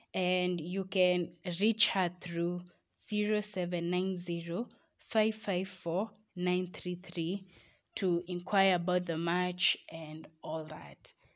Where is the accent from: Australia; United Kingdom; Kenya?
Kenya; We as Kenyan citizens